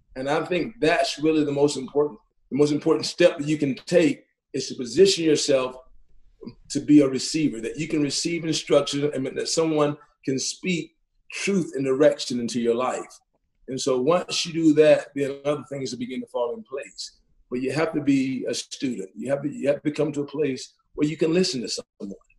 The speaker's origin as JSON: {"language": "English", "town": "Athens", "region": "Georgia", "country": "United States", "tie": "born or raised there", "moved": "yes", "lives_now": "Tucson, United States", "said": "growing up in Athens, Georgia, growing up in East Athens"}